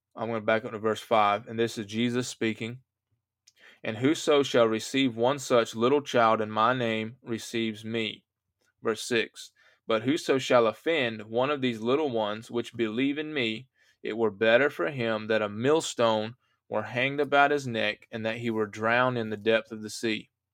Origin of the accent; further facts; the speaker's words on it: United States; I'm an American